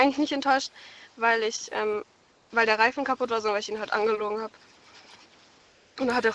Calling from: Karlsruhe, Baden-Württemberg, Germany; ich komme aus Karlsruhe.

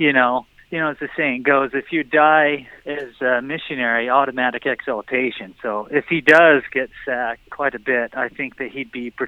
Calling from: Saratoga Springs, Utah, United States; I'm calling from Saratoga Springs.

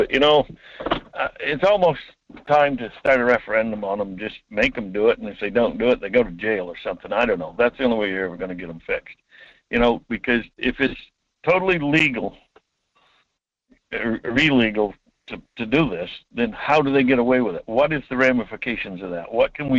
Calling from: Homer, Alaska, United States; From Homer.

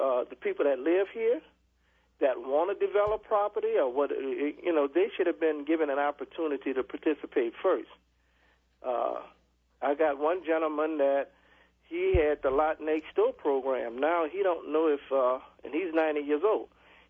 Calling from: Louisiana, United States; Lower Ninth Ward.

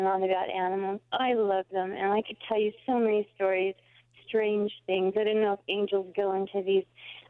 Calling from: Prescott, Arizona, United States

